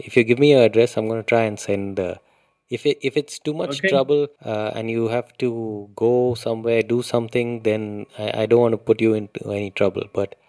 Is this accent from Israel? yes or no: no; Goa, India; Goa is my home state.